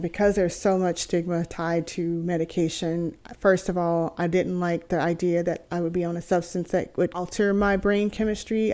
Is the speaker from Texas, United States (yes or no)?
yes; Texas, United States; moved away as an adult; also born or lived in California; I'm originally from Texas, and so I spent my whole life being here in Texas